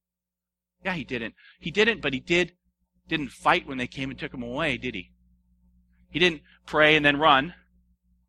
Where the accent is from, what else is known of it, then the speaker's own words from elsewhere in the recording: United States; I am an American